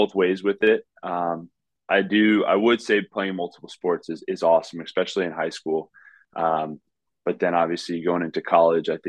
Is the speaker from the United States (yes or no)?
yes; South Florida, United States; what I enjoyed growing up in Florida.